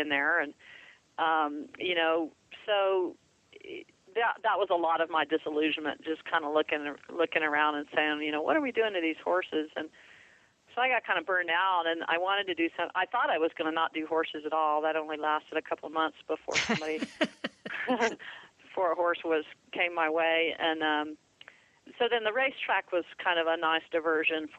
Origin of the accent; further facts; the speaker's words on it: Florida, United States; I grew up in Florida